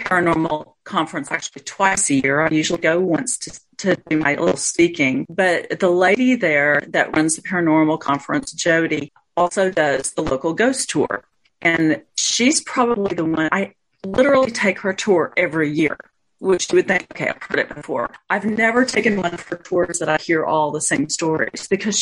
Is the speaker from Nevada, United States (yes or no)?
no; Roswell, New Mexico, United States; I was born in Roswell